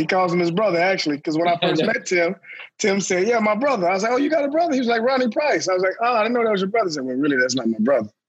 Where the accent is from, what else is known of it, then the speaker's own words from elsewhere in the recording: Texas, United States; I'm from Texas.